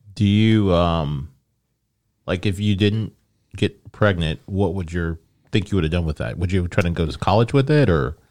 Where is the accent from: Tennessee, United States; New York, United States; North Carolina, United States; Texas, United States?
Tennessee, United States; Memphis; also born or lived in Omaha, Nebraska; I've been here since, what, nineteen ninety-one? So all my adult life I've been here, and all my teenage years I've been here.